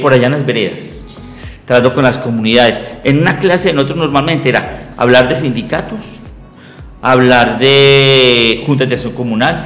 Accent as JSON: {"language": "Spanish", "town": "Medellín", "region": "Antioquia", "country": "Colombia", "tie": "born or raised there", "said": "Yo nací en Medellín, en un barrio muy, muy lindo llamado Enciso."}